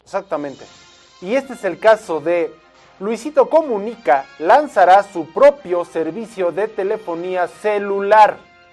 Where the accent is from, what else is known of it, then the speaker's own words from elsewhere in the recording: Mexico; para nosotros como mexicanos, y estoy hablando sí como mexicanos